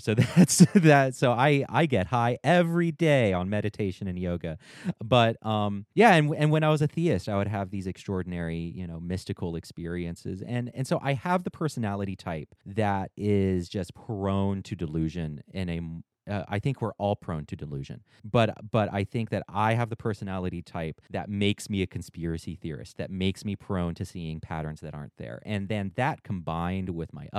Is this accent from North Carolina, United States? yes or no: yes; North Carolina, United States; I'm a Southerner. I'm here in North Carolina, raised in an ultra conservative family